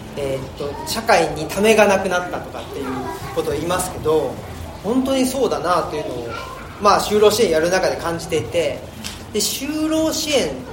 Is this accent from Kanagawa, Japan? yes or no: no; Urawa, Saitama, Japan; now in Higashiyoshino, Japan; 僕は埼玉県出身ですけどあ現今は奈良県の東吉野村っていうところに、えー、住んで